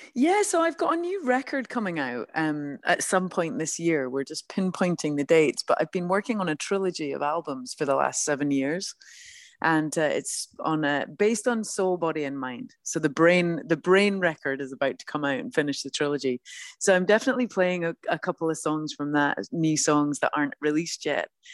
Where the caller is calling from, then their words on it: Los Angeles, California, United States; I'm calling you from sunny Los Angeles.